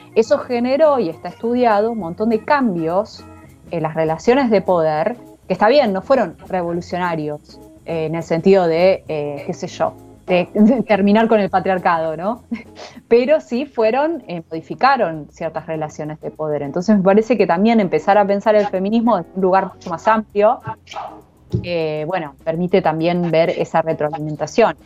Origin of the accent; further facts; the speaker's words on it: Viedma, Río Negro, Argentina; yo soy de Vietnam, de Río Negro